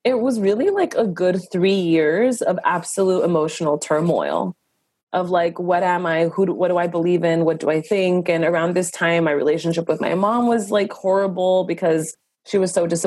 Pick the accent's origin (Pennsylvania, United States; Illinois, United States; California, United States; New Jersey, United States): California, United States; Los Angeles; I was born and raised in Los Angeles, California of immigrant parents